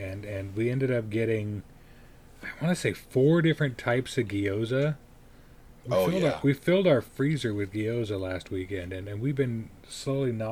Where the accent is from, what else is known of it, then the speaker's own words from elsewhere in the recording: Colorado Springs, Colorado, United States; growing up in Colorado Springs